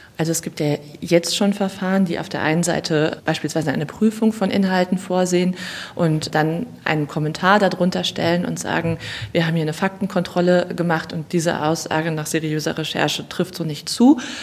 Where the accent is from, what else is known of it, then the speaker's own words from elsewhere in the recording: North Rhine-Westphalia, Germany; in meinem Heimatbundesland Nordrhein-Westfalen